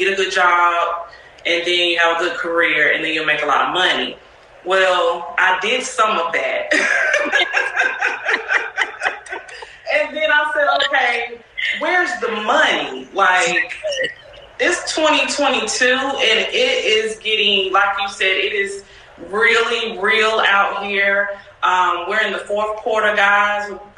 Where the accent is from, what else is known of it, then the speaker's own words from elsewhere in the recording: Salisbury, North Carolina, United States; moved away as an adult; now in Houston, United States; I'm from Salisbury, but I've been everywhere. Salisbury, North Carolina.